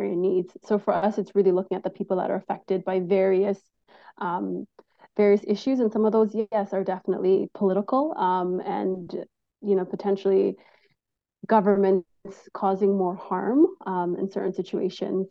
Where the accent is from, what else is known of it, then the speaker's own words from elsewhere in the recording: Canada; we as the Canadian public